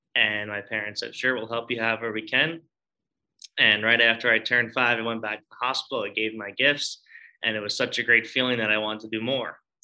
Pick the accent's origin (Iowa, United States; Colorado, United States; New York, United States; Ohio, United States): New York, United States; Long Island; I'm originally from Long Island